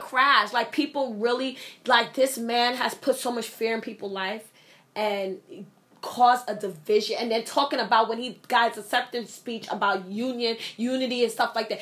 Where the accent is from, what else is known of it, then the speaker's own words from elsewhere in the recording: United States; I am an American. I am a born citizen